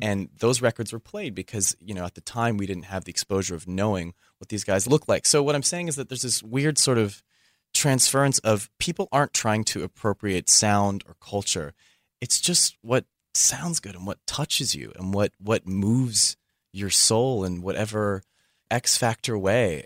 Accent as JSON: {"language": "English", "area": "Bay Area", "region": "California", "country": "United States", "tie": "born or raised there", "said": "growing up in the Bay Area was really cool"}